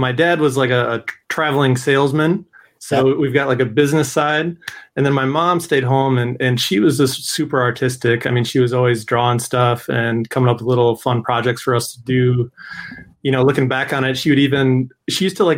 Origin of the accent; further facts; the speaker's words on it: Madison, Wisconsin, United States; I'm from Madison, Wisconsin